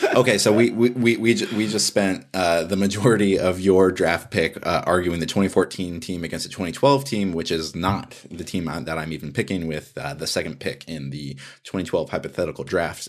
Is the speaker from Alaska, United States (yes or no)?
yes; Alaska, United States; moved away as an adult; also born or lived in Montana; I grew up in Alaska.